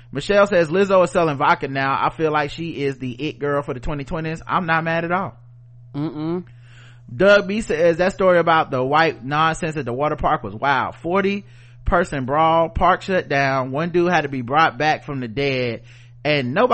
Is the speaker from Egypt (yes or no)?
no; Jamaica; This may be a sore spot for folks. I'm Jamaican, so I know it.